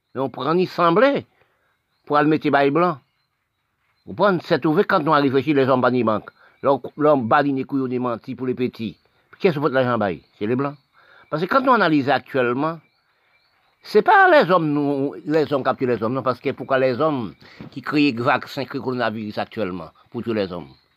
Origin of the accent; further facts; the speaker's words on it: Haiti; also born or lived in French Guiana; je suis né en Haïti. Oui, je suis en Haïti, je parle aussi de mon pays.